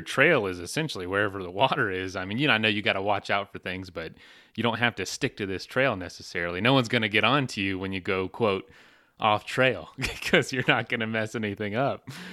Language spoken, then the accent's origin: English; East Coast, United States; moved away; growing up on the East Coast